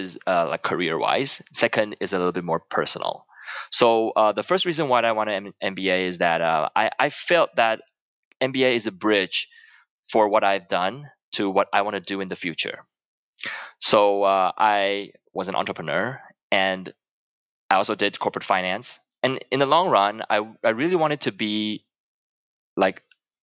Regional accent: Taiwan; moved away as an adult; I come from Taiwan

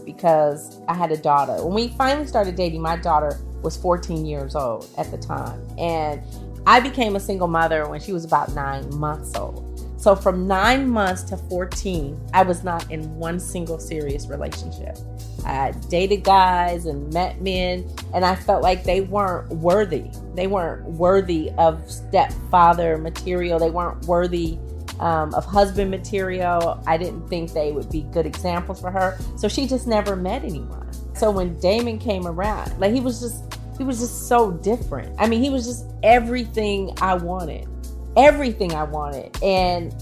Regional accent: Oakland, California, United States; I'm from Oakland

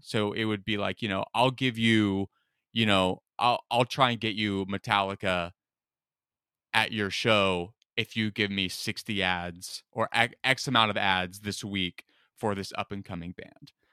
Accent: Rohnert Park, California, United States; also born or lived in Las Vegas, Nevada / Detroit, Michigan / Mount Laurel, New Jersey / Omaha, Nebraska; we moved there when I was eight years old

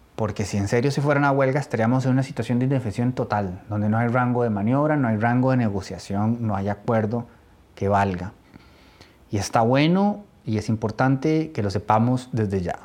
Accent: Costa Rica; como costarricense

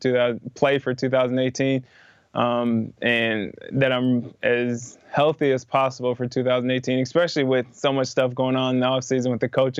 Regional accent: Iowa, United States; growing up in Iowa

